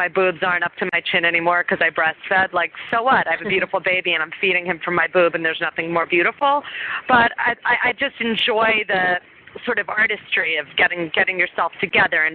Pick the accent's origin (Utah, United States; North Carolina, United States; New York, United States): New York, United States; New York City; I grew up in New York City